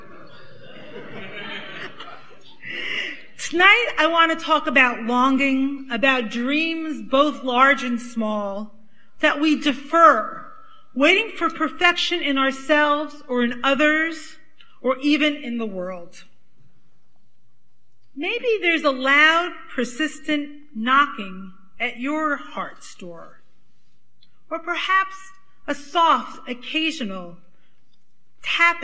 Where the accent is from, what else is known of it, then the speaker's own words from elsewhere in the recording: New York City, New York, United States; accent: Brooklyn; now you can really hear I'm from Brooklyn